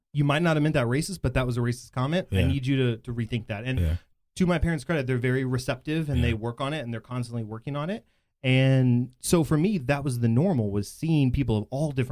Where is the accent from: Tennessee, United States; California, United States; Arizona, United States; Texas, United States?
Texas, United States; Bedford; I grew up in Bedford, and I still live there. And so it's, my friend group is very diverse because that is a very diverse area of Dallas-Fort Worth